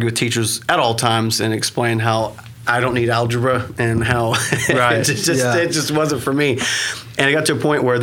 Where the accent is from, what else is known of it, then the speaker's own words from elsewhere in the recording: Anadarko, Oklahoma, United States; I was born and raised in Anadarko, a very small place.